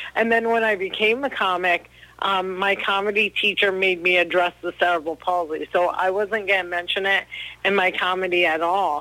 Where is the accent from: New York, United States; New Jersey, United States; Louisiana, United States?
New Jersey, United States; I'm from New Jersey